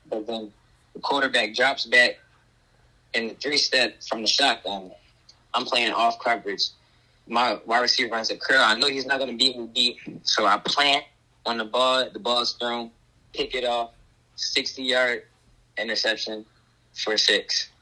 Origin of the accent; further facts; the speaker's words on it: Philadelphia, Pennsylvania, United States; I grew up in the Philadelphia area, but I lived in the county for like six years